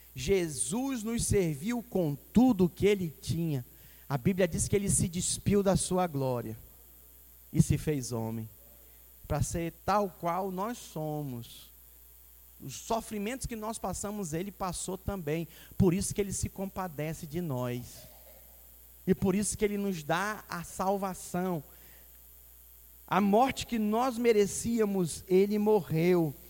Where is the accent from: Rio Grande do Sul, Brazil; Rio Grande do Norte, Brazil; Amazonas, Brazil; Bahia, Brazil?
Amazonas, Brazil; Manaus; now in Espírito Santo, Brazil; Estou 17 anos fora de lá de Manaus, né? É, da minha terra natal